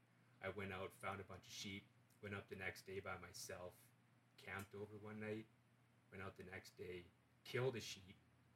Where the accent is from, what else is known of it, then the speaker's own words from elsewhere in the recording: Fort St. John, British Columbia, Canada; moved away as an adult; now in Dawson Creek, Canada; born and raised Fort St. John. I lived there for 32 years. Just kind of grew it up outside. Out of town a little bit, and then my grandparents had a farm.